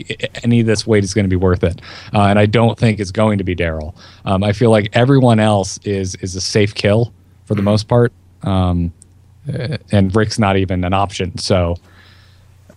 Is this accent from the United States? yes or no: yes; the South, United States; I grew up in the South